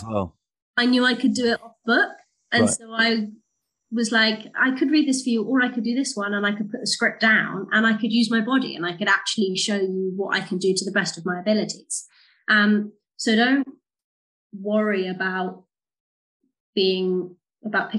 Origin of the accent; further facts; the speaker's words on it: United Kingdom; we're British